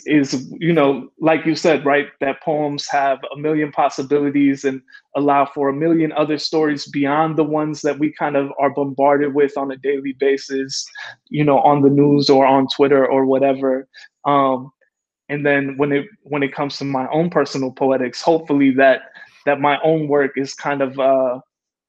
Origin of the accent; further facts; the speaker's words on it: Calumet City, Illinois, United States; also born or lived in Chicago; I was born in Chicago, I was raised in Calumet City